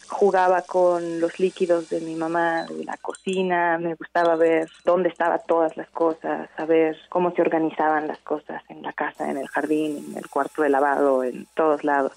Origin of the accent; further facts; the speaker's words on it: Morelia, Michoacán, Mexico; also born or lived in Los Mochis, Sinaloa; Después me mudé a vivir a Morelia por el trabajo de mis padres cuando estaba en la primaria